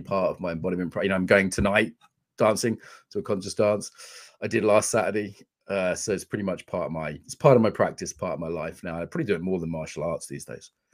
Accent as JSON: {"language": "English", "country": "United Kingdom", "said": "I'm British working class"}